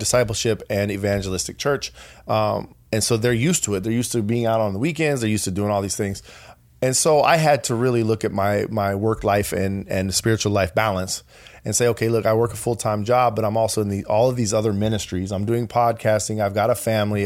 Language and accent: English; Colorado, United States; I'm from Colorado